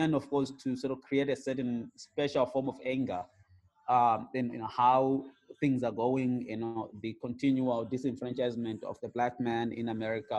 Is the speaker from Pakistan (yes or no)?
no; Gokwe, Midlands, Zimbabwe; also born or lived in Hwange, Zimbabwe; we moved to the rural areas in a place called Gokwe, in the Midlands. And, you know, I grew up herding cattle